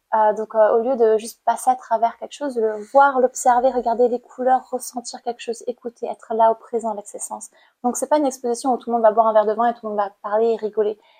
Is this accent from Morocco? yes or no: no; Cambodia; born or raised there; moved away as an adult; now in France